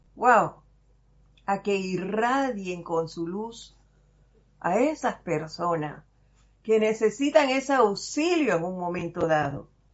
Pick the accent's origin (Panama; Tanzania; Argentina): Panama; Los panameños sí, somos cascaritas de fuego